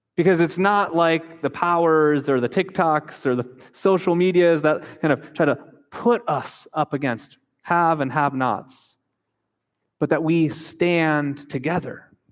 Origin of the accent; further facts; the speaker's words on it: United States; moved away as an adult; also born or lived in Japan; we grew up in the United States